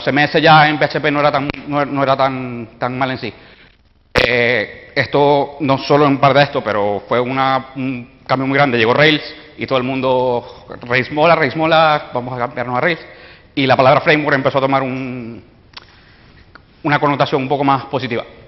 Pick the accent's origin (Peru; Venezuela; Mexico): Venezuela; soy venezolano, por si notan el acento